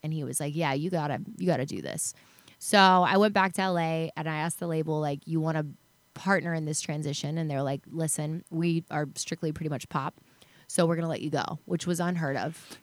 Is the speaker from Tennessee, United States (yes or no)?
yes; Chattanooga, Tennessee, United States; moved away; also born or lived in Dallas, Texas / Los Angeles, California; I grew up in Chattanooga, Tennessee, then moved to Dallas.